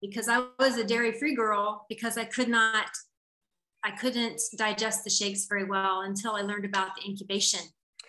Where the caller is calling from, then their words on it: Hawaii, United States; Hawaii, Hawaii.